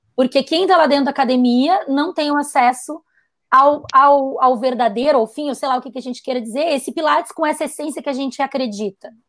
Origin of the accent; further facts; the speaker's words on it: Brazil; como brasileiro